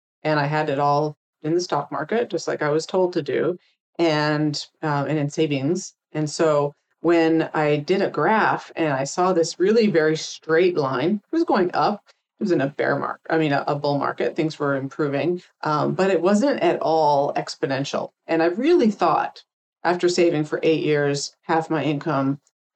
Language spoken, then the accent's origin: English; Canada; moved away as an adult; now in United States; I came from Canada originally, came down here to work.